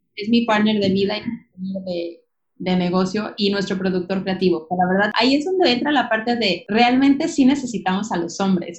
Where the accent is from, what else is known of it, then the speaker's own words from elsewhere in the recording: León, Guanajuato, Mexico; moved away as an adult; now in Playa del Carmen, Mexico; cuando yo decido salirme de León, que es mi ciudad natal, voy a cumplir 30 años.